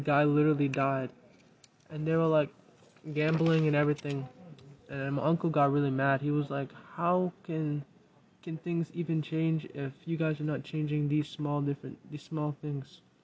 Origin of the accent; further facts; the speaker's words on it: Minneapolis, Minnesota, United States; moved away; I'm actually from Minneapolis